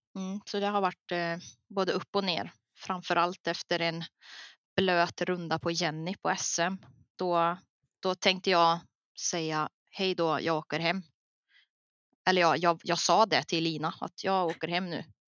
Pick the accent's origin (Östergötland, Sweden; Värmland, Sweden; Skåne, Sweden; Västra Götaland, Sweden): Värmland, Sweden; jag här hemma i Värmland